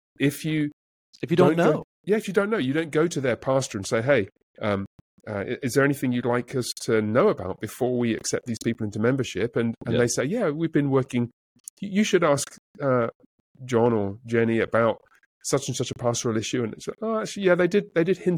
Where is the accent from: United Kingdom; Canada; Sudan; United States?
United Kingdom; England; moved away; I'm from England